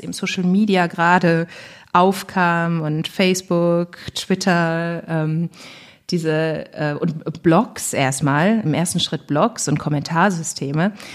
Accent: Duisburg, North Rhine-Westphalia, Germany; also born or lived in Bonn; in meiner Heimatstadt Duisburg-Rheinhausen

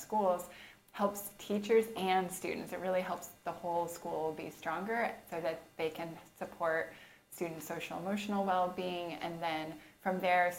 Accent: Oregon, United States; moved away as an adult; also born or lived in Tucson, Arizona; now in Arizona, United States; I'm actually from Oregon.

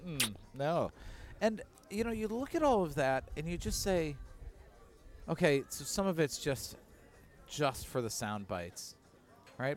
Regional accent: Chicago, Illinois, United States; we're from Chicago

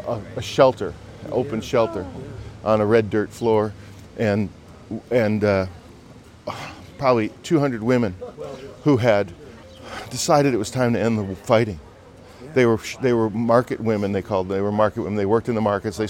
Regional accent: Chicago, Illinois, United States; my suburban mm-hmm. Chicago roots.

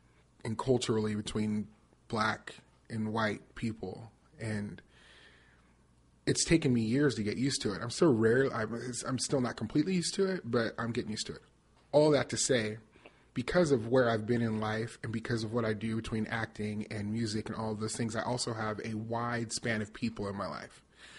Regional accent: Las Vegas, Nevada, United States; moved away as an adult; also born or lived in Northern California; now in Nashville, United States; I grew up in Las Vegas, Nevada. I lived until I was 18. I did theater professionally, started in Las Vegas, went to California, Northern California, to go to college and lived there for about 8 years

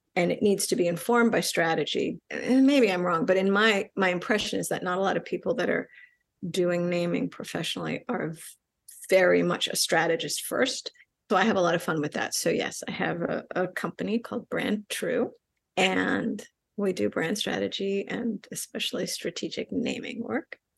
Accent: New York, United States; first language Spanish; English is a second language; I'm Puerto Rican, I grew up in New York.

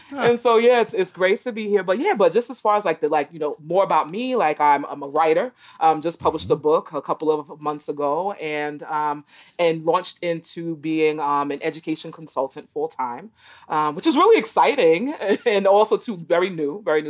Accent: New York City, New York, United States; moved away as an adult; also born or lived in East Texas / Boston; I grew up in New York City, in Brooklyn in particular

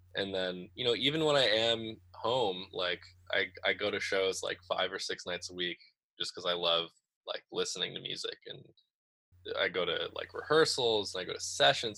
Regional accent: Great Barrington, Massachusetts, United States; Great Barrington, which is my hometown

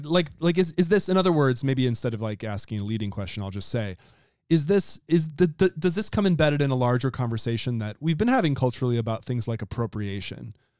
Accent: Wisconsin, United States; my home state, Wisconsin

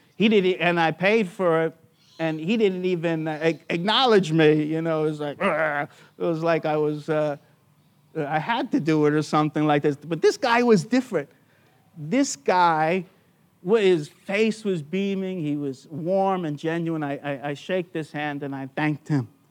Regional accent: United States; now in Australia; I'm an American who became an Australian citizen by choice.

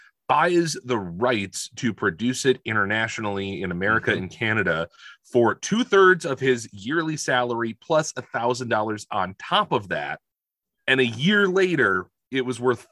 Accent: Appleton, Wisconsin, United States; you and I grew up in Appleton up in Wisconsin, and I attended a Lutheran church

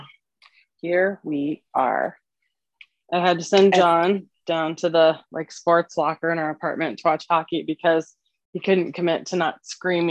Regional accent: Colorado, United States; We grew up in Colorado, both of us grew up in Colorado

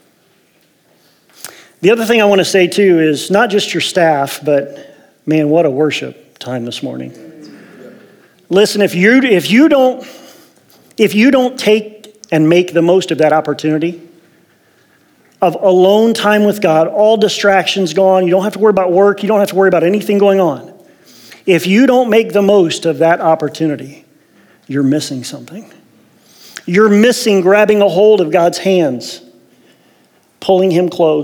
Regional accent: Ohio, United States; moved away as an adult; also born or lived in Las Vegas; now in Medford, United States; I was born and raised in Ohio, O-H.

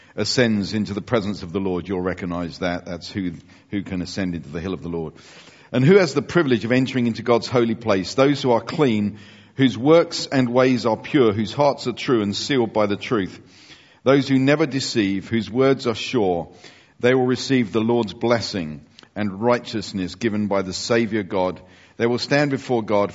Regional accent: United Kingdom; we are British Europeans.

